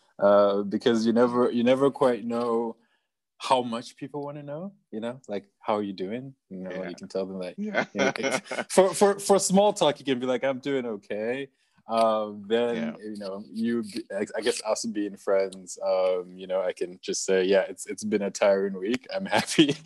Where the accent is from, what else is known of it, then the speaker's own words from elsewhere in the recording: Zimbabwe; moved away as an adult; also born or lived in Michigan; I'm from Zimbabwe. I grew up in Zimbabwe